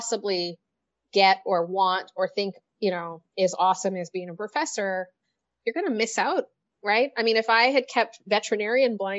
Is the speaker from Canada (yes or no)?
yes; Canada; moved away; I'm Canadian